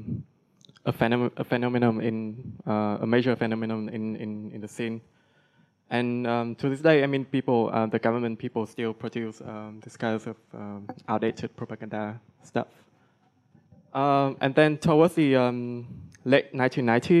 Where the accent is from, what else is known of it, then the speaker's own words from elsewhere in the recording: Vietnam; I'm from Vietnam.